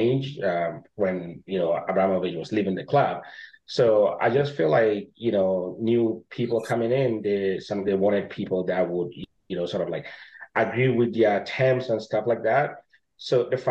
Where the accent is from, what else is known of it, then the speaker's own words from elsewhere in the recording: Ghana; I was born and raised in Ghana